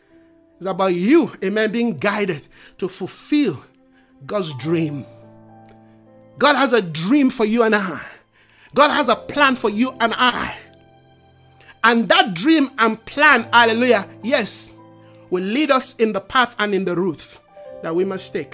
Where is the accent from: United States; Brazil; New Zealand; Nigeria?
Nigeria; moved away; When I came from Nigeria, I pay excess luggage on books and tapes.